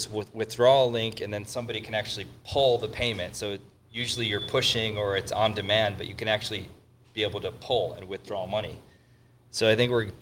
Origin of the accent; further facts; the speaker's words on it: Michigan, United States; now in Austin, United States; I'm from Michigan